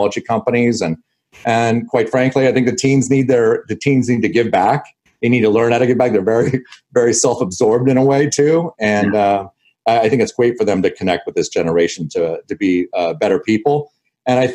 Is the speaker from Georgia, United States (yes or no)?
no; Los Angeles, California, United States; also born or lived in Canada; I was born in Canada. I left at 6 months old with my family, and I moved to Los Angeles.